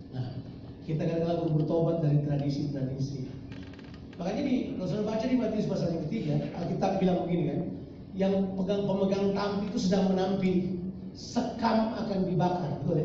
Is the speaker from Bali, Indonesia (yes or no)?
no; Ambon, Maluku, Indonesia; Saya orang Ambon dan saya lahir terburu-buru